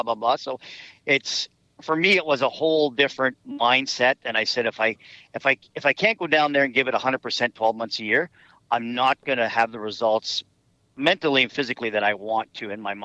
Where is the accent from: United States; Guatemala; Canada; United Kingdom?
Canada; I was from Canada